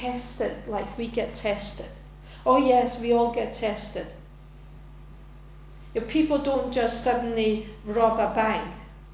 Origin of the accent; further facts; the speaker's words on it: Denmark; now in United Kingdom; go back to my home country and live there for a while